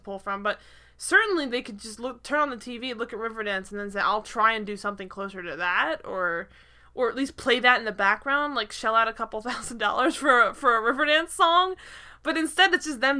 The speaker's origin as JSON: {"language": "English", "town": "Philadelphia", "region": "Pennsylvania", "country": "United States", "said": "I'm from Philadelphia. Everywhere's Irish"}